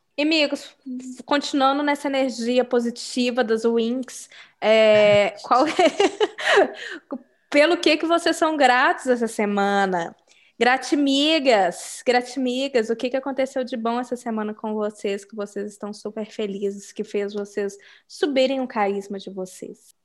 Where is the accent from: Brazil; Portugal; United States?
Brazil; moved away; sou do Brasil